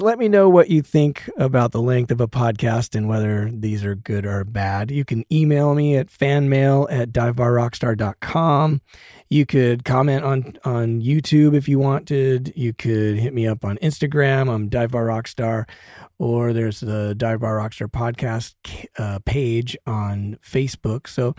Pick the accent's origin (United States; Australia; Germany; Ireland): United States; Denver, Colorado; I came from Denver and I came up through the bars